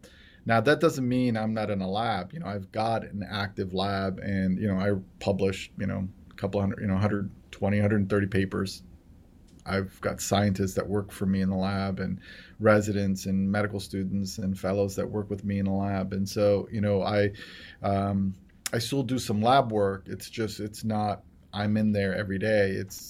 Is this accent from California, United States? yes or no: yes; Los Angeles, California, United States; also born or lived in Aleppo, Syria; I was born in 1971. I came to the States in 1978. Came to LA, went to public school throughout LA, went to Vine Street Elementary, LeConte Junior High School, Fairfax High School, then went on to do my undergraduate education here at UCLA.